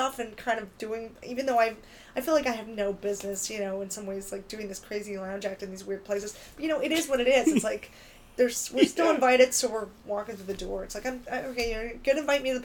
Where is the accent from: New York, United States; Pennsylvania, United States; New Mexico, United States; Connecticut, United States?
Pennsylvania, United States; Philadelphia; moved away; I'm from Philadelphia